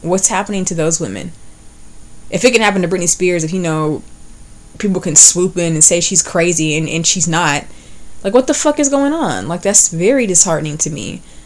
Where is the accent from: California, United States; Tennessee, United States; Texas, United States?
Texas, United States; West; growing up in the Bible Belt, growing up in West Texas, and having grown up in church